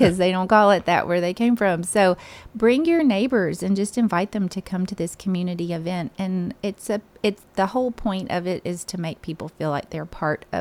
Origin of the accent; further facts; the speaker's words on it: Ripley, Tennessee, United States; now in Murfreesboro, United States; Ripley, Tennessee, which is my hometown